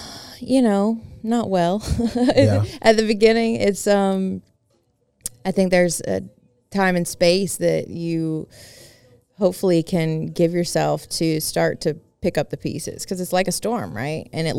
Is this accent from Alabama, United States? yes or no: yes; Tuscaloosa, Alabama, United States; I grew up in Tuscaloosa. Our home was destroyed.